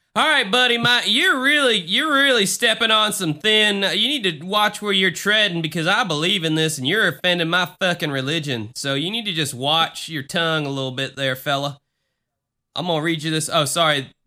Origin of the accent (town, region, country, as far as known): United States